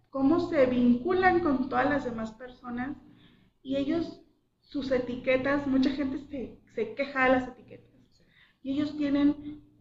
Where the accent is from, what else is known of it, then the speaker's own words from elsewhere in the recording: Mexico; lo único general que tenemos todos es que somos mexicanos.